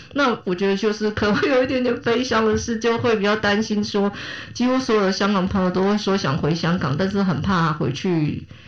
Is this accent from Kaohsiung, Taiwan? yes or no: yes; Kaohsiung, Taiwan; 我是台湾人，我，我高雄人，但我在台南开圆环